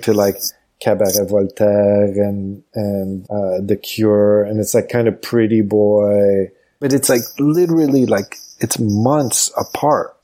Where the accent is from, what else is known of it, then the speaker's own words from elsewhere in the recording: Montreal, Quebec, Canada; moved away as an adult; also born or lived in Los Angeles / New York; now in United States; growing up in Montreal, it was just like hyper social and just kind of mixed